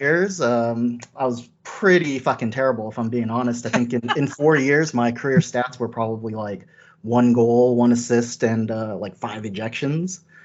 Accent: Bay Area, California, United States; I'm from the Bay Area, California

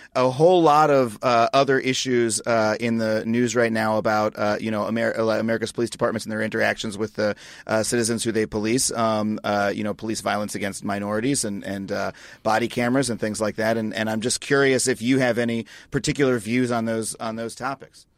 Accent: Long Island, New York, United States; growing up on Long Island

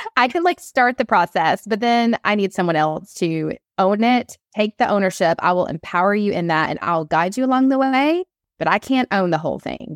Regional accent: Atlanta, Georgia, United States; I'm on the East Coast, I'm from Atlanta

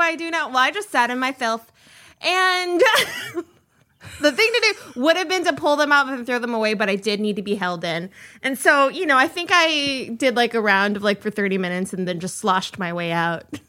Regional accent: Minnesota, United States; I'm from Minnesota

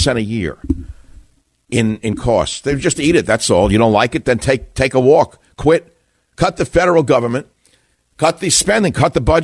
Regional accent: New York, United States; now in San Francisco, United States; I grew up in New York

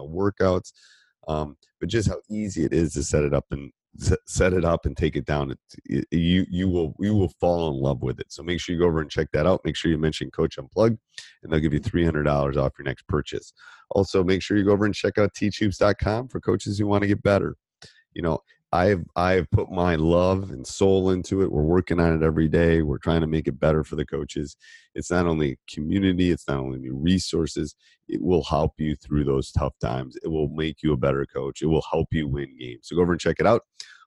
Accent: Midwest, United States; moved away; I grew up in the Midwest

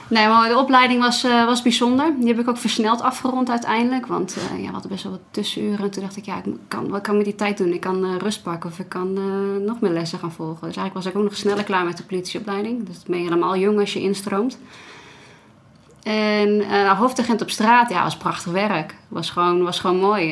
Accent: Netherlands; als Nederlander

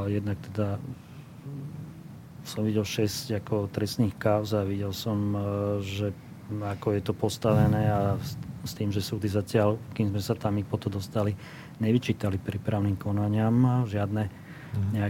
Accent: Slovakia; my sme Slováci

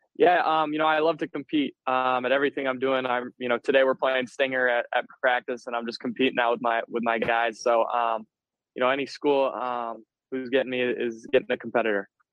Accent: Ann Arbor, Michigan, United States; close to my hometown

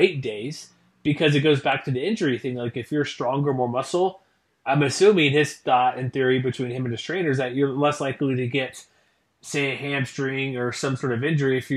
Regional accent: Texas, United States; now in Utah, United States; Me from Texas. I live here in Utah now

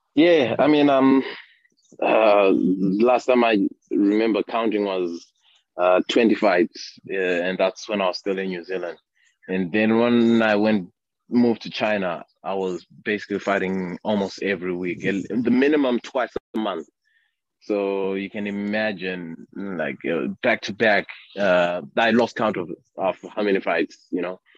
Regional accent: Harare, Zimbabwe; also born or lived in Bulawayo / Hwange; I grew up in Harare, uh, but um, I was born in uh, uh, the second big city, Bulawayo.

